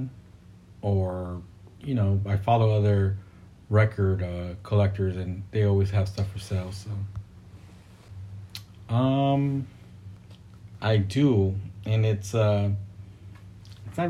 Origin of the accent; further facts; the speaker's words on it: Fremont, California, United States; I'm born and raised in Fremont in the Bay Area